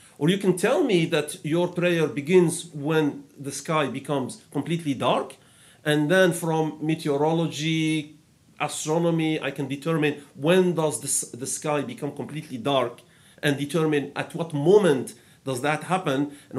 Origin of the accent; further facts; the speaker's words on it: Algeria; I am from Algeria.